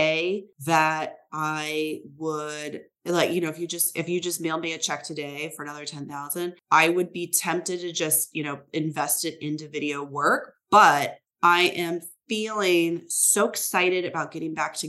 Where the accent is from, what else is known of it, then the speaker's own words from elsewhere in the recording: Midwest, United States; now in San Francisco, United States; I'm from the Midwest